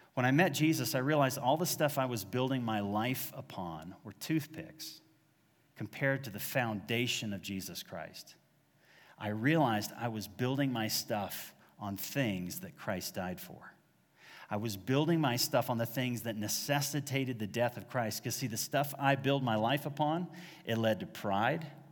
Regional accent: Dallas, Texas, United States; also born or lived in Massachusetts; I was born in Massachusetts, raised in North Dallas

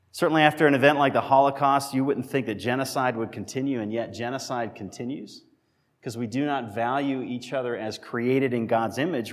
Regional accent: Massachusetts, United States; moved away; I was born in Massachusetts, raised in Massachusetts, lived there

